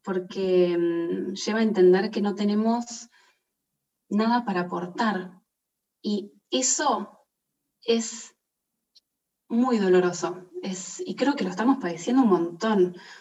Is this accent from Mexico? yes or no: no; Argentina; moved away as an adult; also born or lived in Italy; Yo estaba viviendo afuera, yo soy de Argentina, y estaba viviendo en Italia